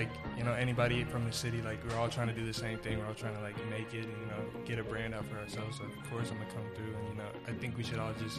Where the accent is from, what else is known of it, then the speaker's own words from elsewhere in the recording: Pflugerville, Texas, United States; now in Dallas, United States; I'm from Austin, actually Pflugerville